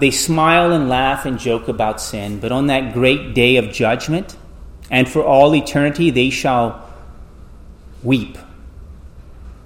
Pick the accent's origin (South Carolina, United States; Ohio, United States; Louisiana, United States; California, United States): Louisiana, United States; South; Growing up in South Louisiana